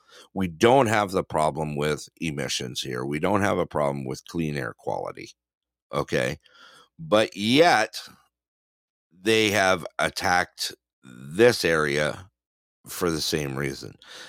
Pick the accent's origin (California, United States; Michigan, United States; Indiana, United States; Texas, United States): California, United States; Southern; moved away; I grew up in SoCal